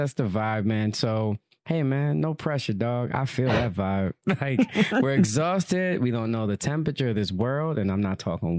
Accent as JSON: {"language": "English", "town": "Yonkers", "region": "New York", "country": "United States", "said": "I'm in Yonkers. I'm from Yonkers."}